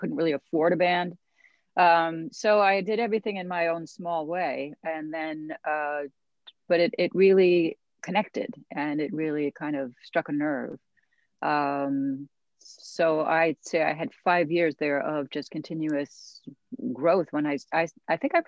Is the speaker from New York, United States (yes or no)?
yes; New York City, New York, United States; also born or lived in Santa Monica, California; I'm from New York. I grew up in like very mixed culture neighborhoods